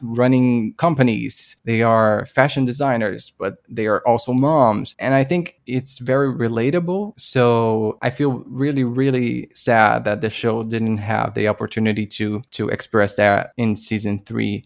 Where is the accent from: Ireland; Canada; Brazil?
Brazil; I'm from Brazil